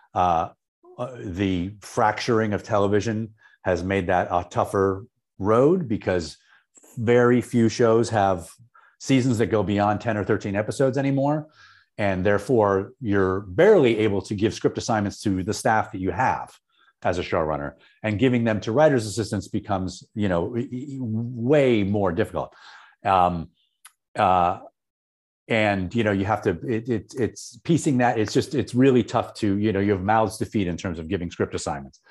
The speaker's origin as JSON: {"language": "English", "town": "Syracuse", "region": "New York", "country": "United States", "tie": "born or raised there", "moved": "as an adult", "said": "I grew up in Syracuse"}